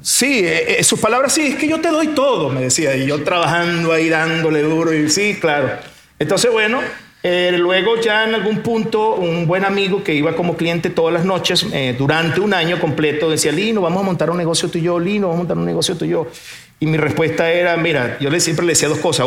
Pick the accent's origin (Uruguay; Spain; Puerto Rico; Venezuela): Venezuela; moved away as an adult; also born or lived in Portugal; now in Monterrey, Mexico; nací en Portugal, me me crié en Venezuela, pero ahora soy mexicano de corazón